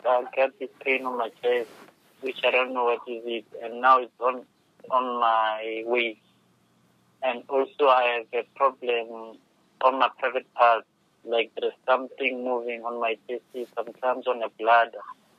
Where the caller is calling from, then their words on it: Diepsloot, Gauteng, South Africa; From South Africa.